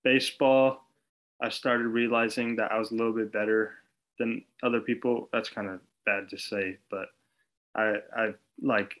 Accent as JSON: {"language": "English", "town": "Glendora", "region": "California", "country": "United States", "tie": "born or raised there", "said": "I'm from Glendora, California, Southern California, a couple, like, half an hour away from Los Angeles"}